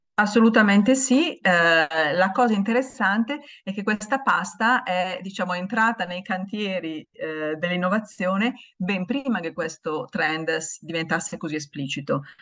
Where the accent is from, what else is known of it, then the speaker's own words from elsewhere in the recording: Italy; siamo italiani